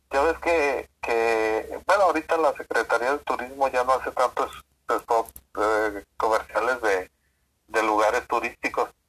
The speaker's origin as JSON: {"language": "Spanish", "region": "Quintana Roo", "country": "Mexico", "said": "soy de Quintana Roo."}